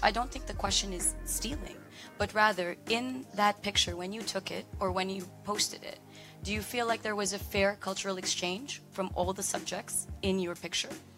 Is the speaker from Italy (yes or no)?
no; Canada; also born or lived in Philippines; now in Dubai, United Arab Emirates; I'm Canadian by um, by immigration. By, and that's where I grew up